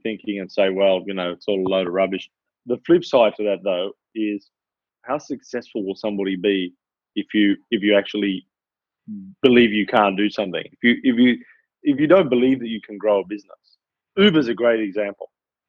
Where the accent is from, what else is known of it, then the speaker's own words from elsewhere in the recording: Australia; moved away as an adult; now in United Kingdom; I'm Australian. I've been predominantly based in the UK for 9 years